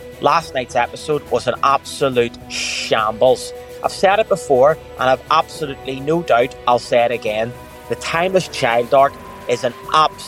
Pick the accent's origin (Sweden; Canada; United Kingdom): United Kingdom; Northern Ireland; my accent is hard enough to understand because I'm from Northern Ireland